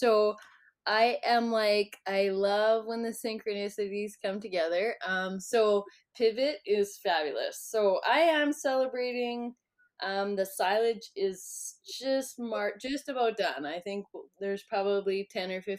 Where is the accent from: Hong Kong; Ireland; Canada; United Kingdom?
Canada; East Central Alberta; I grew up in East Central Alberta, and now I'm living in South Central